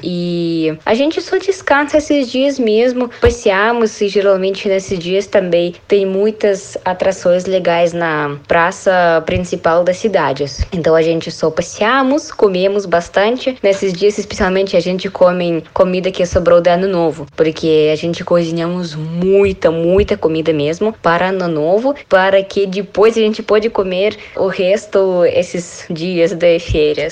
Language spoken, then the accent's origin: Portuguese; Russia; Portuguese is a second language; moved away as an adult; now in Francisco Beltrão, Brazil; eu sou russa